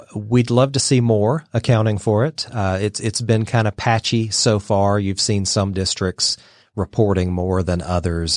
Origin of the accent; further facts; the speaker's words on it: Dalton, Georgia, United States; also born or lived in Brussels, Belgium / Atlanta; I grew up in Georgia, in, in Dalton